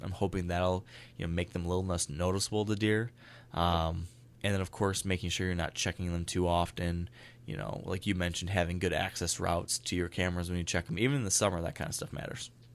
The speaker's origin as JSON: {"language": "English", "region": "Michigan", "country": "United States", "tie": "born or raised there", "said": "here in my home state"}